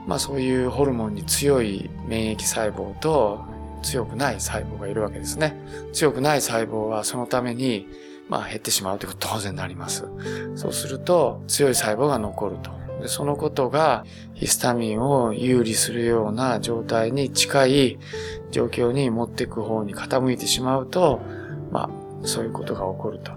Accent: Beppu, Oita, Japan; 私はあの、大分県の別府の生まれ

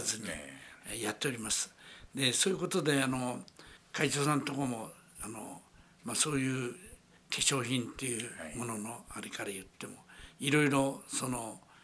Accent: Kawagoe, Saitama, Japan; 私の場合あの川越の出身なもんですからね

